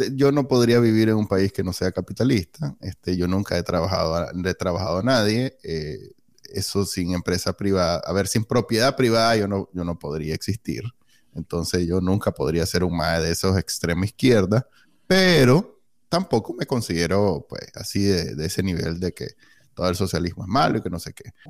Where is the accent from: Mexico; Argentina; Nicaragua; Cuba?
Nicaragua; moved away as an adult; cuando salí de Nicaragua en el 2009, en 2019